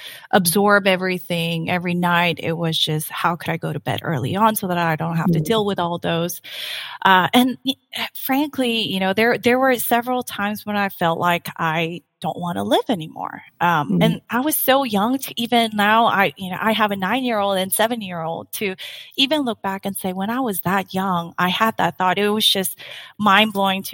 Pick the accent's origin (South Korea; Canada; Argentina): South Korea; English is a second language; also born or lived in Saipan; now in United States; I was born and raised in Korea. I lived in, though, a tiny island called Saipan for six years, where I learned English